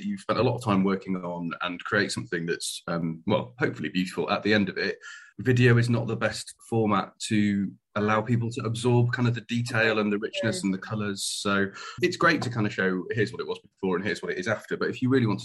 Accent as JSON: {"language": "English", "region": "Yorkshire and the Humber", "country": "United Kingdom", "also_born_or_lived": "Darlington", "moved": "as an adult", "lives_now": "Plymouth, United Kingdom", "said": "I'm a Yorkshireman originally"}